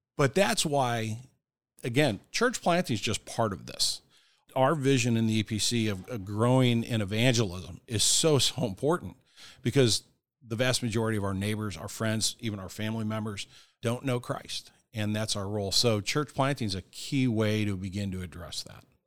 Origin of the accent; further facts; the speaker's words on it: Kirkwood, Missouri, United States; Born and raised in Kirkwood, Missouri, which is a suburb of Saint Louis